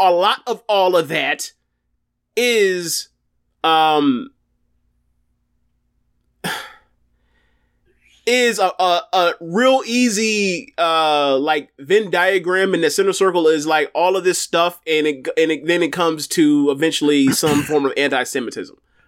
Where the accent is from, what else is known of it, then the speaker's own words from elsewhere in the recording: Florida, United States; I'm from Florida, born and raised